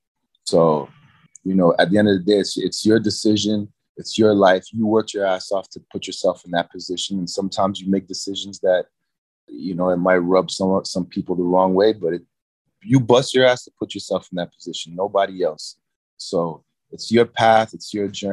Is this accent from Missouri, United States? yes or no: no; New York City, New York, United States; I'm from New York City